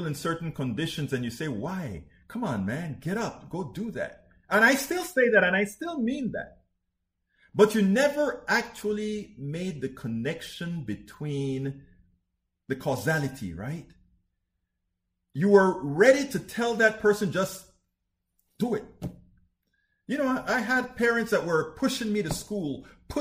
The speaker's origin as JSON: {"language": "English", "country": "Panama", "said": "that's where I'm from, that part of the world. I'm from Panama"}